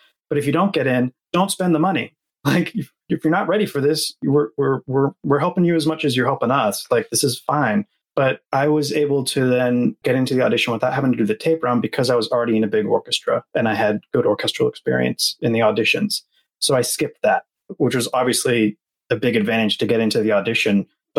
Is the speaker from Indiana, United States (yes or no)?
no; Atlanta, Georgia, United States; born there; And I was born in Atlanta, actually.